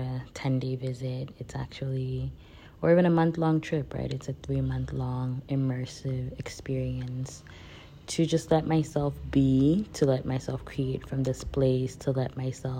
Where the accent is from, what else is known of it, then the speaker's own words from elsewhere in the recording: Nigeria; moved away; I grew up in Nigeria. I identify as West African, Nigerian-born West African